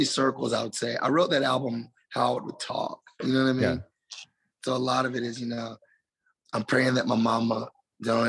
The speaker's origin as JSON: {"language": "English", "region": "the South", "country": "United States", "tie": "born or raised there", "said": "growing up in the South with, you know, a close family"}